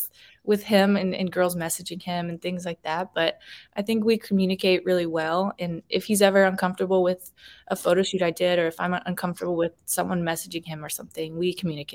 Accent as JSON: {"language": "English", "region": "the South", "country": "United States", "tie": "born or raised there", "said": "I think maybe because I was born in the South and raised in the South, I just don't want to be naked on camera."}